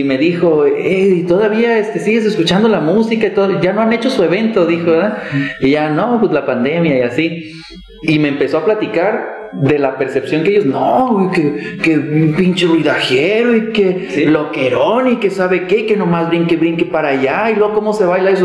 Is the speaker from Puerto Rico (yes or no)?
no; Cuautitlán, Mexico; yo soy de Cuautitlán